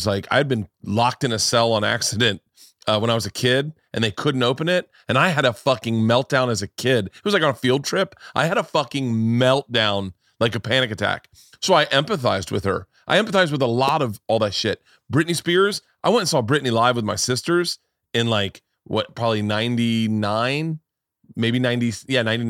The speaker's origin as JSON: {"language": "English", "town": "Tampa", "region": "Florida", "country": "United States", "tie": "born or raised there", "said": "You know, going to school in Tallahassee and growing up in Tampa, the idea that there were socialites"}